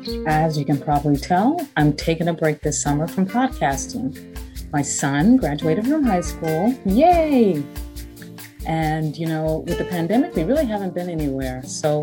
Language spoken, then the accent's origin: English; Killeen, Texas, United States; moved away; I grew up in the Killeen Fort Hood area. My mom and uncle and aunt and my sister still live there.